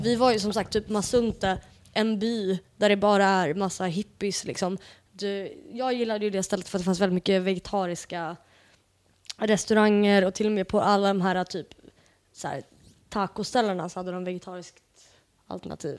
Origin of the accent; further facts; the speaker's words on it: Portugal; jag är ju portugis